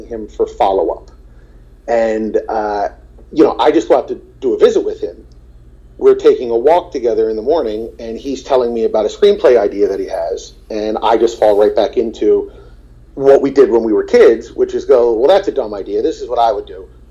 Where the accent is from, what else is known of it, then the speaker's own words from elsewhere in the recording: New Jersey, United States; also born or lived in Marlton; I'm from New Jersey